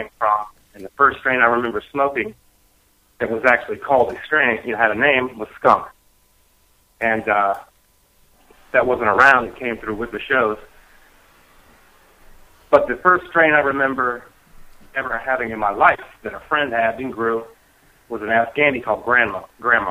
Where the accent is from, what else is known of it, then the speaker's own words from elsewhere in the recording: Virginia, United States; also born or lived in Miami, Florida; I'm from Miami, but I actually spent my youth years in Virginia